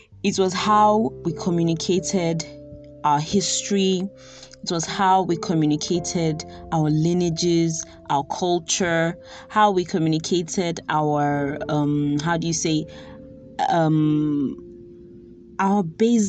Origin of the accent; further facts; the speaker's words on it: Nigeria; growing up in Nigeria in the 90s